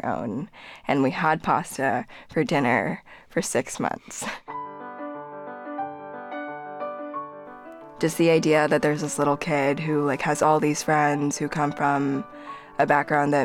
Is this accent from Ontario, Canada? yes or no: yes; suburb of Toronto, Ontario, Canada; first language Korean; also born or lived in Seoul, South Korea; When we got to Canada, we moved to a pretty small suburb of Toronto